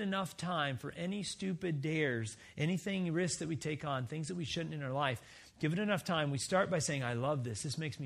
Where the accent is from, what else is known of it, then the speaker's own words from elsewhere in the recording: Wisconsin, United States; we're all from Wisconsin, right? We live in Wisconsin